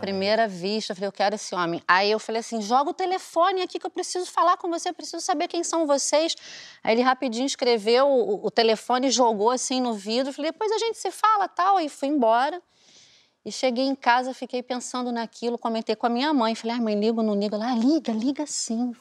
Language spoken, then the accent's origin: Portuguese; Aracaju, Sergipe, Brazil; moved away; eu sou de Aracaju, né? Eu morava em Aracaju na época